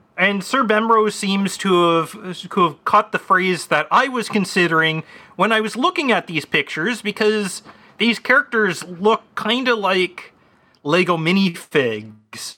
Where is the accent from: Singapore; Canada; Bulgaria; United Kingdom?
Canada; As a Canadian